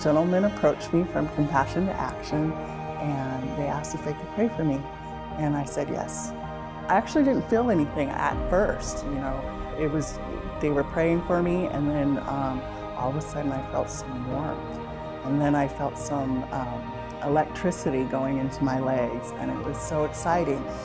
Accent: Salem, Oregon, United States; now in Corvallis, United States; I was born in Salem, Oregon, and I'm currently living in Corvallis, Oregon right now

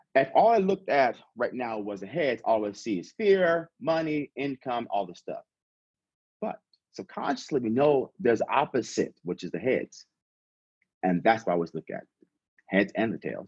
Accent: San Diego, California, United States; also born or lived in Las Vegas / Silicon Valley; I'm born and raised in California. I'm from San Diego originally

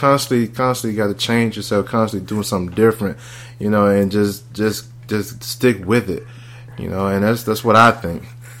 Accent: Mississippi, United States; moved away; I'm from Mississippi.

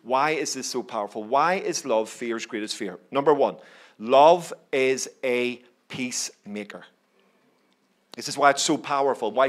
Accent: Belfast, Northern Ireland, United Kingdom; I grew up in Belfast, as you can probably tell from my accent

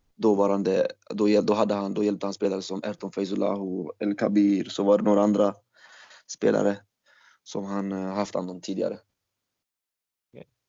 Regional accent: Falkenberg, Halland County, Sweden; also born or lived in Turkey; jag är ju från Falkenberg från början

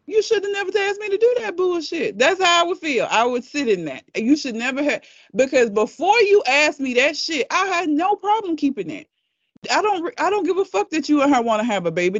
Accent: United States; I am an American

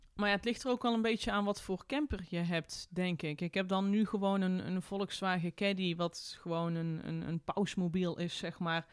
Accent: Tilburg, North Brabant, Netherlands; moved away as an adult; mijn thuisstad Tilburg

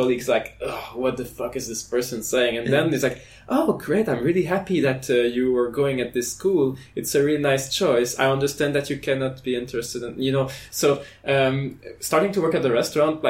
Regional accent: Canada; moved away as an adult; now in France; I'm from Canada

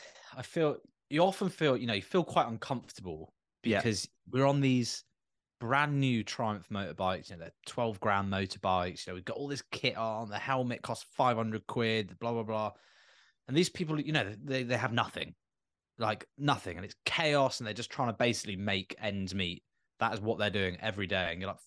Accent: United Kingdom; you know, we're British, for God's sake, like we love a queue.

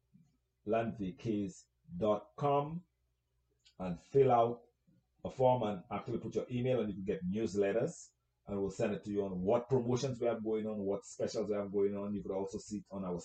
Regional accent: St. Lucia; moved away; You have my accent. You know where I'm from. I'm from St. Lucia

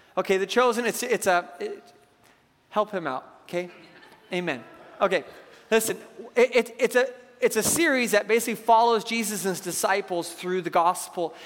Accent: Seattle, Washington, United States; I grew up in Seattle

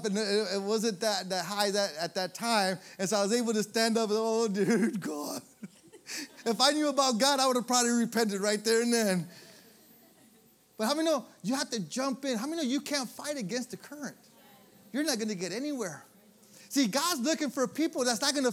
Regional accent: Michigan, United States; moved away; I'm from Michigan

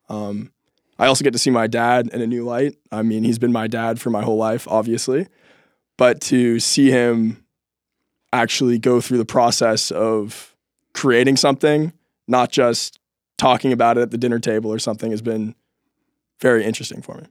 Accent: Seattle, Washington, United States; moved away as an adult; growing up in Seattle, spending a lot of time in parks

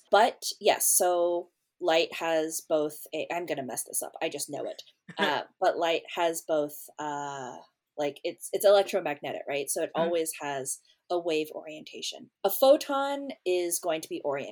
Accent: California, United States; moved away as an adult; now in Baltimore, United States; I grew up on the West Coast

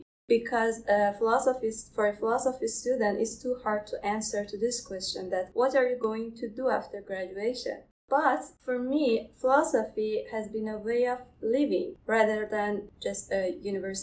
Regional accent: Iran; moved away as an adult; now in Canada; I'm from Iran.

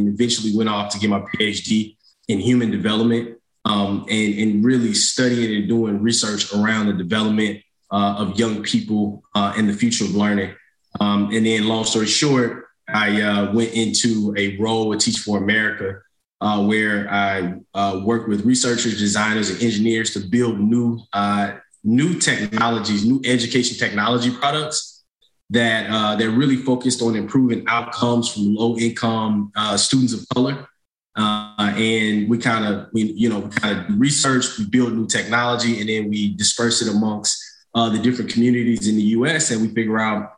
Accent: St. Louis, Missouri, United States; moved away as an adult; also born or lived in North Carolina; I'm originally from St. Louis, Missouri, from the north side of St. Louis. Grew up in St. Louis Public Schools

